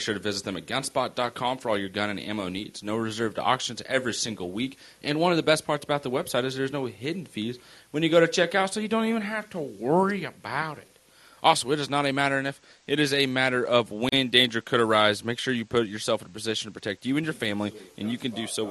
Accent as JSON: {"language": "English", "region": "South Carolina", "country": "United States", "lives_now": "San Francisco, United States", "said": "I'm from South Carolina, and I'm right. fucking San Francisco."}